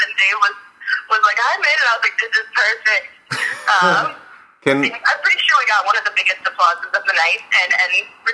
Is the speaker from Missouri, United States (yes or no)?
yes; St. Louis, Missouri, United States; moved away as an adult; also born or lived in Orlando; now in San Francisco, United States; I'm from St. Louis. I grew up there